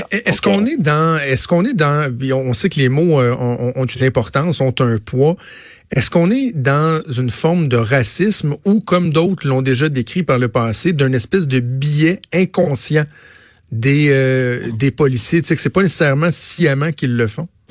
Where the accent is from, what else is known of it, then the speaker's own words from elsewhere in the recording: Quebec, Canada; je suis un Québécois blanc